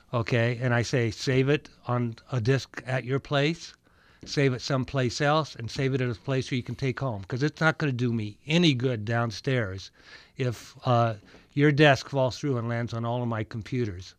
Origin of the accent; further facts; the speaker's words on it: Minnesota, United States; I'm from Minnesota, where everybody is above average